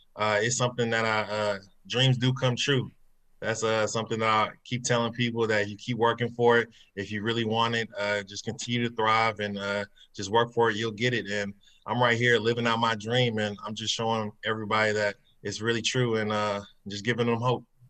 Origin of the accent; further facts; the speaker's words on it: Kansas City, Missouri, United States; growing up in Kansas City.